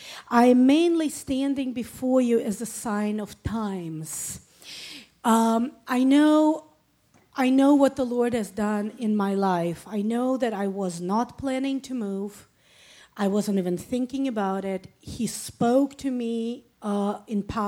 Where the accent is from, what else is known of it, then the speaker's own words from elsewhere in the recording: Saint Petersburg, Russia; moved away as an adult; now in Israel; I was born and raised in St. Petersburg, Russia. I moved to Israel when I was 24 years old